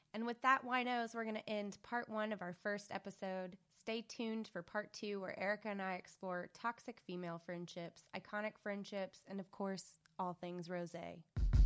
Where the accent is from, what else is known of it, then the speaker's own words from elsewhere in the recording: Little Rock, Arkansas, United States; accent: Southern; moved away; if you haven't noticed by the accent, that has slipped out occasionally for me. I am from Little Rock, Arkansas, um, which is the South.